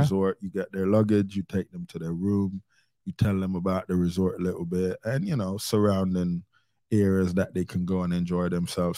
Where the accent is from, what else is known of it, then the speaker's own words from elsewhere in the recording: Jamaica; I was born in Jamaica